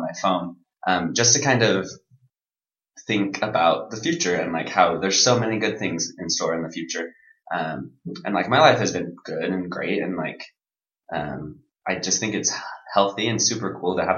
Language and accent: English; Provo, Utah, United States; I'm from Provo, so I've lived in Utah my whole life